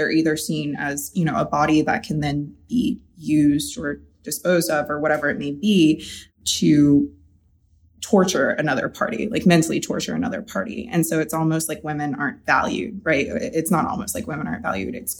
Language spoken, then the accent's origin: English; North Carolina, United States; I did grow up in a small town in North Carolina